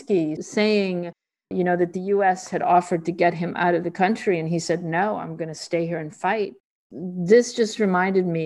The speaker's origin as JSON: {"language": "English", "country": "Canada", "also_born_or_lived": "Rio de Janeiro, Brazil", "moved": "yes", "said": "I come from Canada, and my first job was at the Globe"}